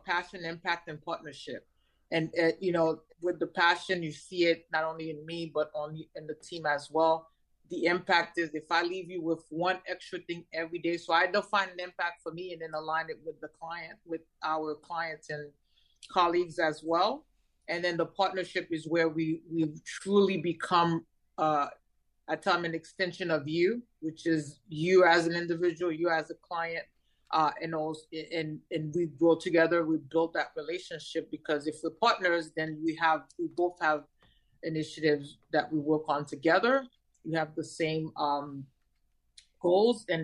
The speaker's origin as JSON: {"language": "English", "region": "New York", "country": "United States", "tie": "born or raised there", "also_born_or_lived": "Haiti", "moved": "as an adult", "lives_now": "Florida, United States", "said": "I came to the United States when I was 10, grew up in New York"}